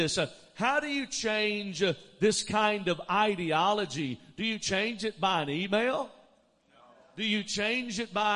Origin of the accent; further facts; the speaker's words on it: Alabama, United States; moved away as an adult; also born or lived in Dallas, Texas; I grew up in Alabama, but I lived in Dallas for 15 years